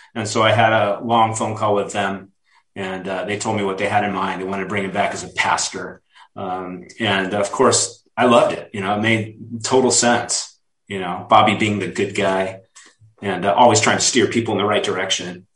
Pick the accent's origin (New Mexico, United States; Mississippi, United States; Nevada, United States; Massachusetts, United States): Nevada, United States; Reno; moved away; I went back to Reno, Nevada, my hometown